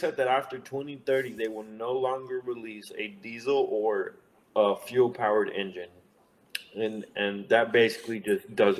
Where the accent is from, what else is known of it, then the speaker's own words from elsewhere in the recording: Mexico; moved away; I was born and raised in Mexico